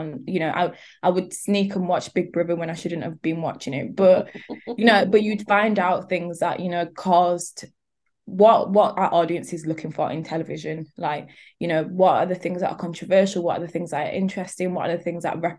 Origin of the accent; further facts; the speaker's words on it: Leeds, Yorkshire and the Humber, United Kingdom; I'm from Leeds